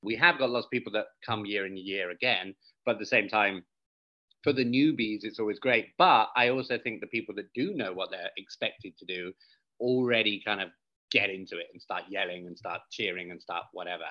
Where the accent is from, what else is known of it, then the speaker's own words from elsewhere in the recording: West Country, South West England, United Kingdom; moved away; I come from the West Country